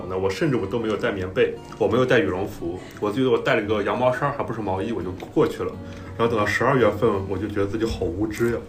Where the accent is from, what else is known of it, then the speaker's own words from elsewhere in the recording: North China, China; now in Shanghai, China; 因为我我是北方人嘛